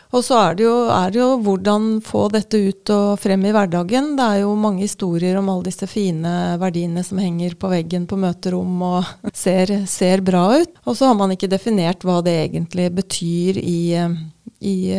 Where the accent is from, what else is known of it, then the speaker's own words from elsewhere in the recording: Moss, Østfold, Norway; accent: Østfold dialect; moved away as an adult; now in Oslo, Norway; jeg er oppvokst på mm, en gård på Jeløya utenfor Moss.